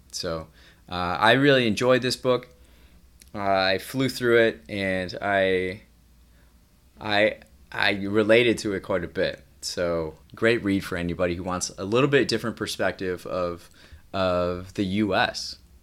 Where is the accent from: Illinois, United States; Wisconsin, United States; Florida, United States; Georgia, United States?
Wisconsin, United States; moved away as an adult; now in Chicago, United States; I'm from Wisconsin